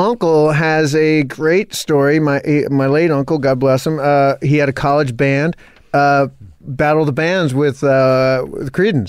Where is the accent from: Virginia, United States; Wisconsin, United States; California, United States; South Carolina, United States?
California, United States; Modesto; I grew up in Modesto, California